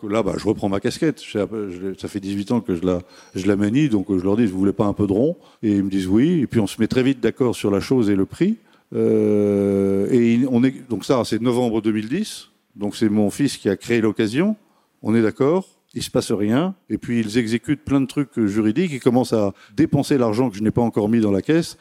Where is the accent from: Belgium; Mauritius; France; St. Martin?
France; on est français